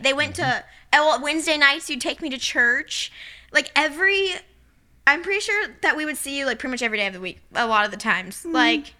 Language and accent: English; Quincy, Illinois, United States; moved away; my hometown, Quincy, Illinois.